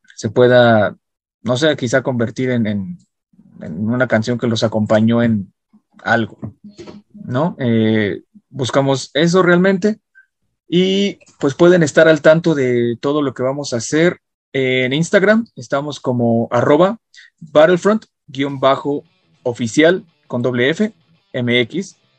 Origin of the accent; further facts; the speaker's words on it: Mexico; nuestras raíces mexicanas en este disco que a pesar de que cantamos en inglés y nuestro grupo es en inglés, seguimos siendo mexicanos